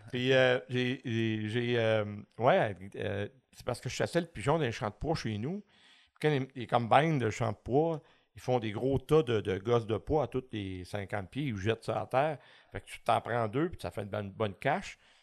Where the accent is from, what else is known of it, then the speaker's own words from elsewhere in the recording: L'Acadie, Quebec, Canada; also born or lived in Saint-Jean-sur-Richelieu; je suis né à Saint-Jean, mais très jeune, on a déménagé dans la petite municipalité de l'Acadie. Puis euh, j'ai passé toute mon enfance à, euh, dans les marais de Saint-Paul-Launois